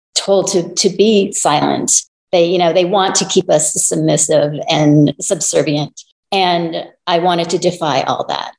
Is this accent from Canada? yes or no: yes; Toronto, Ontario, Canada; now in Los Angeles, United States; I am Chinese Canadian. I'm actually from Toronto.